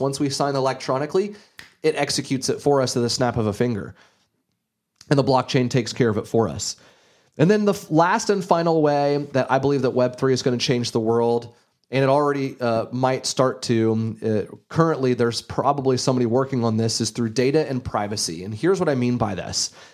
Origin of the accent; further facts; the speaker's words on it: Gainesville, Florida, United States; I grew up in Gainesville, Florida, an hour north of Ocala, Florida